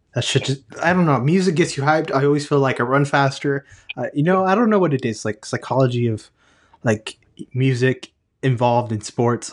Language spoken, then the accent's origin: English; Texas, United States; I'm from Texas